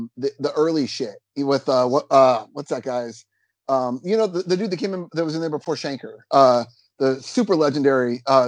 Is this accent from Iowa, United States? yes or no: yes; Denison, Iowa, United States; I grew up in Denison, Iowa, which was over by Schleswig, Iowa, and Deloitte, Iowa, which was a German farming community, pretty much.